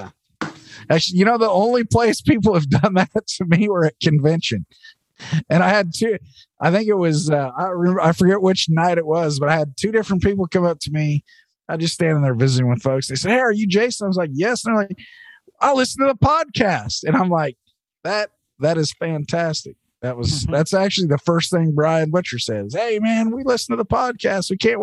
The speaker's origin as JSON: {"language": "English", "region": "Oregon", "country": "United States", "said": "I'm from Oregon, so I get that's kind of my backyard"}